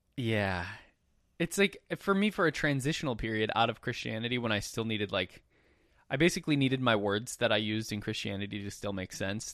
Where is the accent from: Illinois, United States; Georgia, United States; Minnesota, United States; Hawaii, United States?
Minnesota, United States; growing up in Minnesota